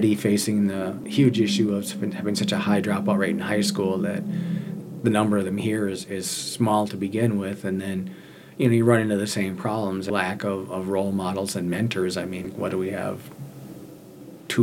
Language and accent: English; White Eagle, Oklahoma, United States; now in Minneapolis, United States; I'm from White Eagle, Oklahoma. I'm Ponca.